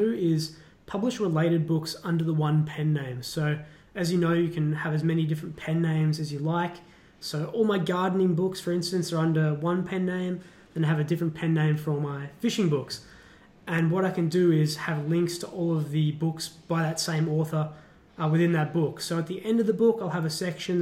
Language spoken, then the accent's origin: English; Australia; as an Australian